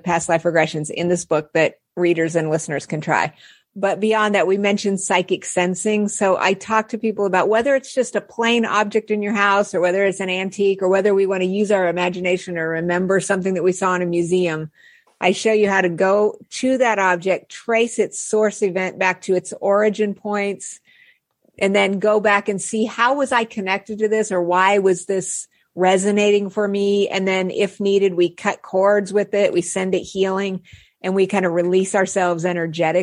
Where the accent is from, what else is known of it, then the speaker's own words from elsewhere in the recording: Albuquerque, New Mexico, United States; I grew up in Albuquerque, New Mexico